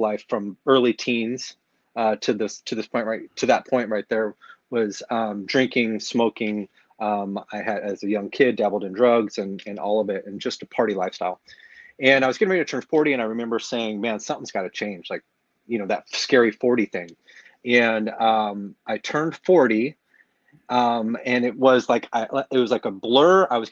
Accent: California, United States; moved away as an adult; now in Lake Havasu City, United States; born and raised in California area

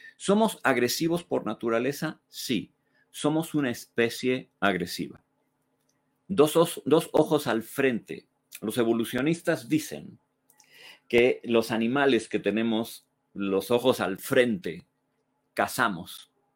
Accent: Mexico; podemos amar México. Podemos amarlo con todo nuestro ser, como país, como concepto, como nuestra tierra

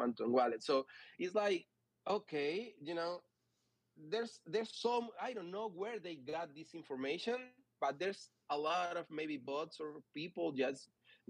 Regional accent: Venezuela; I'm from Venezuela

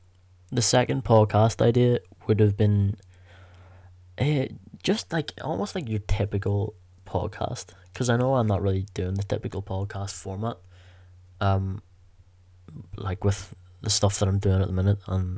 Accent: Belfast, Northern Ireland, United Kingdom; The podcast would be called Belfast's Finest, because we're both from Belfast

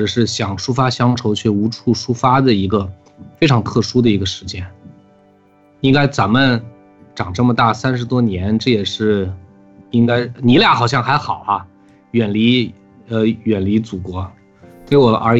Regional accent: Xining, Qinghai, China; born there; 我也是生在西宁。

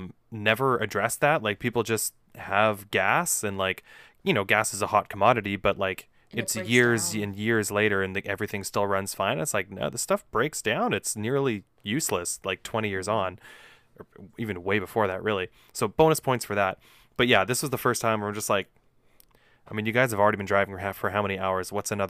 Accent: Winnipeg, Manitoba, Canada; Also, we're from Winnipeg. They can fucking deal with people shitting on where they live.

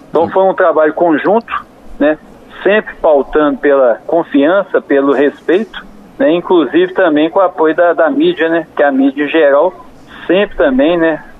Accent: São João del Rei, Minas Gerais, Brazil; born there; localizada em São João del Rei e a cidade onde eu nasci.

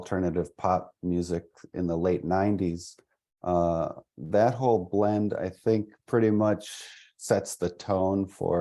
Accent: half hour north of Milwaukee, southeastern Wisconsin, United States; also born or lived in Franklin, Wisconsin; I'm kind of from southeastern Wisconsin, half hour north of Milwaukee. I grew up there

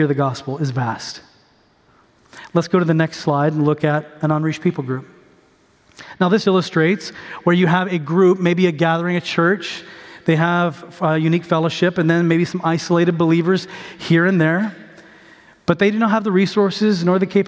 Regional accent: Houston, Texas, United States; I was born in Houston

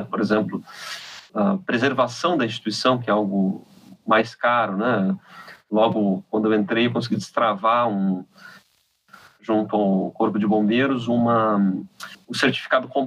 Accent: Santa Catarina, Brazil; Eu sou de Santa Catarina, mas tenho já uma trajetória no Rio há algum tempo, sempre fiquei lá e cá.

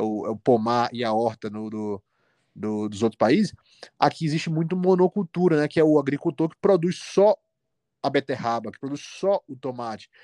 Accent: Salvador, Bahia, Brazil; moved away as an adult; now in Belo Horizonte, Brazil; atendo em Salvador, que é minha cidade natal

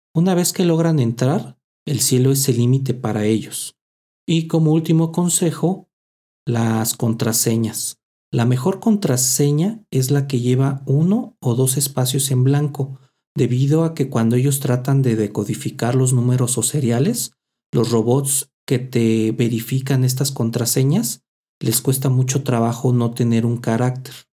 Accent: Mexico; así somos los mexicanos

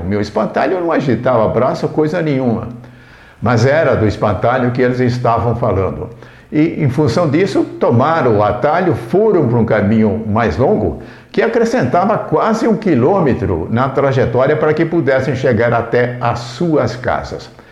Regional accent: Indaiatuba, São Paulo, Brazil; Na minha infância, enquanto eu vivi em Indaiatuba, no distrito de Mato Dentro

